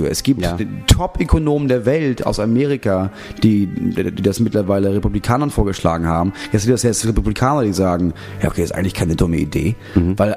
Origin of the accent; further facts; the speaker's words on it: Berlin, Germany; Das Einzige, was sie in Berlin vermisst, ich komme aus Berlin, ist